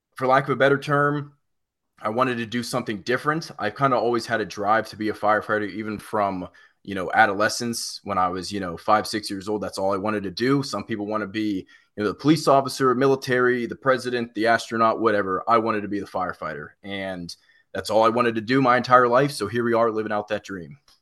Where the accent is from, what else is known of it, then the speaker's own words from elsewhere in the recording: Pittsburgh, Pennsylvania, United States; now in South Carolina, United States; I'm originally from Pittsburgh